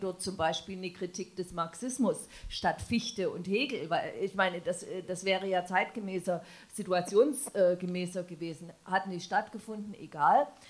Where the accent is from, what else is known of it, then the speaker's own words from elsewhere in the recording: Dresden, Saxony, Germany; Also ich bin in Dresden geboren, aufgewachsen, war 24, als die Mauer fiel und ähm, lebe auch dort